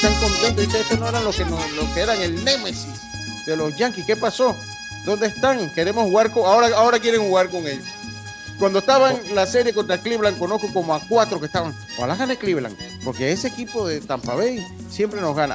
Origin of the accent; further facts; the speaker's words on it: Los Santos, Panama; allá en, de donde yo soy, en el sector de la provincia de Los Santos